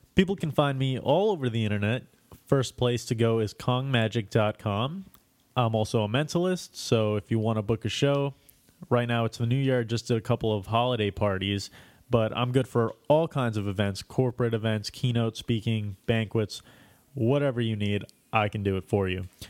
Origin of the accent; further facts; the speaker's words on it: New York, United States; moved away; I'm also from New York.